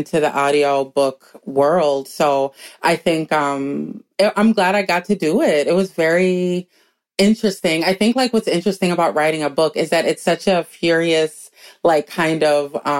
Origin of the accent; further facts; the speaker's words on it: Minneapolis, Minnesota, United States; also born or lived in New York City; Black girl growing up in Minneapolis